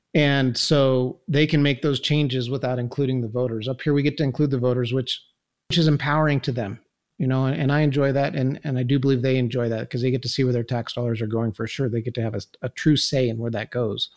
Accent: Incline Village, Nevada, United States; I was born and raised here in Incline

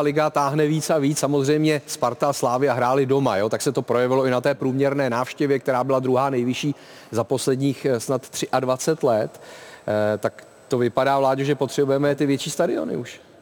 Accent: Prague, Czechia; já jsem rodilý Žižkovák

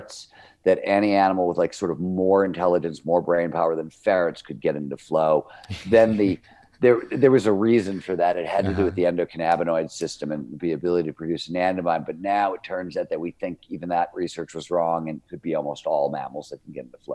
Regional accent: Cleveland, Ohio, United States; I grew up in Cleveland, Ohio. It was a blue collar steel mill town.

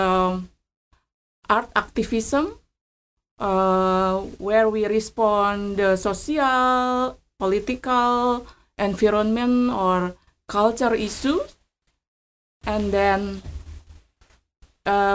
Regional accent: Yogyakarta, Special Region of Yogyakarta, Indonesia; I'm printmaker from Yogyakarta, Indonesia.

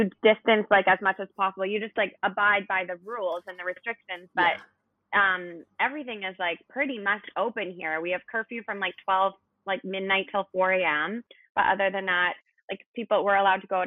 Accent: Vancouver, British Columbia, Canada; moved away as an adult; now in Cape Town, South Africa; I'm from Canada, from Vancouver originally.

